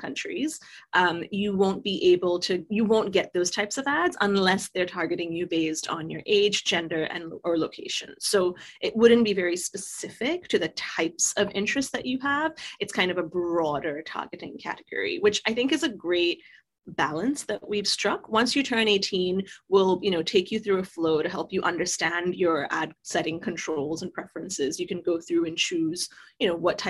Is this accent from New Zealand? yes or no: no; Singapore; moved away; I grew up in Singapore.